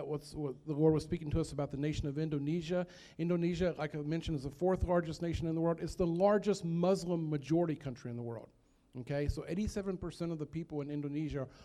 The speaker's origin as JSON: {"language": "English", "area": "Nelson County, Louisville", "region": "Central Kentucky", "country": "United States", "tie": "born or raised there", "also_born_or_lived": "Philippines", "moved": "as an adult", "said": "I'm from Nelson County, from Louisville, Central Kentucky, is where I grew up"}